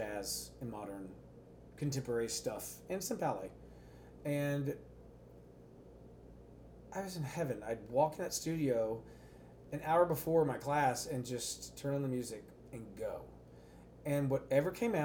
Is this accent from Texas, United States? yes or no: yes; Texas, United States; accent: Texas